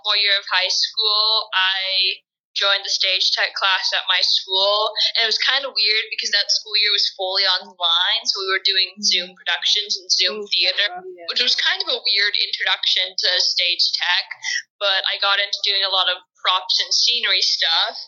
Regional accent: California, United States; moved away as an adult; now in Pennsylvania, United States; I'm from California. I lived there my entire life.

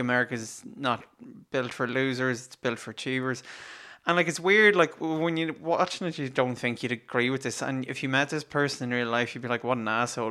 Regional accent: Ireland; we're Irish

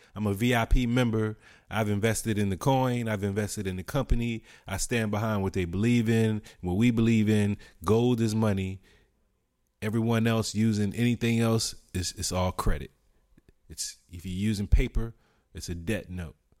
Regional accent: United States; as an American

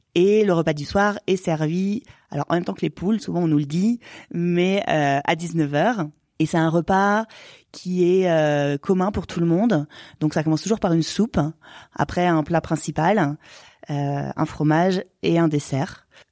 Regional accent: Haute-Savoie, Auvergne-Rhône-Alpes, France; also born or lived in Annecy / Héry-sur-Ugine; Je suis originaire de Haute-Savoie, je suis née à Annecy, donc j'ai toujours évolué euh, en montagne.

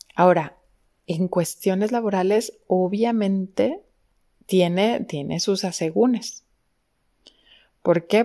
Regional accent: Mexico; como buenos mexicanos

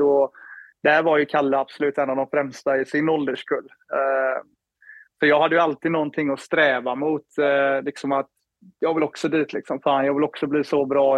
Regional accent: Floda, Västra Götaland, Sweden; moved away as an adult; also born or lived in Gothenburg / Skellefteå / Minneapolis, United States; now in Toronto, Canada; uppväxt i Floda, spelade Lerum hela vägen upp tills jag var 14, 15 där

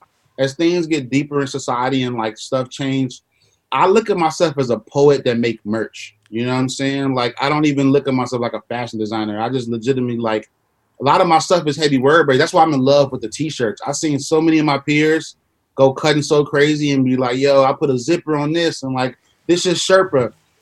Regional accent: Chicago, Illinois, United States; It was a lot of people, oh shit, I'm from Chicago again.

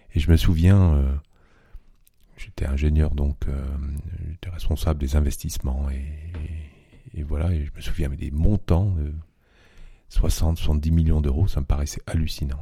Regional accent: Vieux-Berquin, Hauts-de-France, France; accent: Ch'timi; moved away as an adult; also born or lived in Lille, France; now in Munich, Germany; Ch'timi. Donc, euh, je suis né dans le nord de la France, dans un petit village qui s'appelle Vieux-Berquin, près d'Asbrook

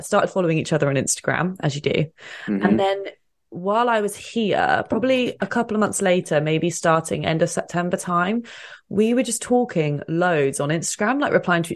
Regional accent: England, United Kingdom; moved away as an adult; also born or lived in London / Bristol; now in Toronto, Canada; guys don't get my banter here because maybe because I'm English.

